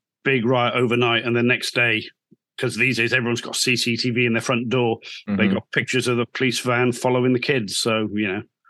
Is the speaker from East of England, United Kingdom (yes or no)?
no; a little village just outside Cardiff, Wales, United Kingdom; I actually grew up in a little village just outside Cardiff.